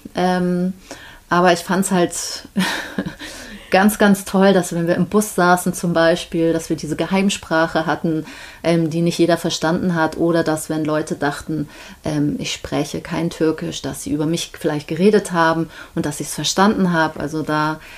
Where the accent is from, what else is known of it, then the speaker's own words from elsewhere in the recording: Hamburg, Germany; also born or lived in Antalya / Isparta / Congo / Switzerland; ich bin Deutsche, ich bin hier geboren, ich habe eine deutsche Mutter